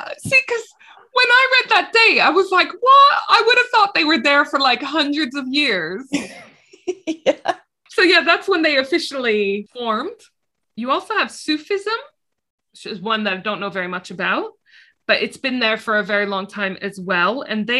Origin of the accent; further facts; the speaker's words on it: Jerusalem, Palestine; because I'm from Jerusalem and it's about making England as amazing as Jerusalem, which, like, haha, just you try it.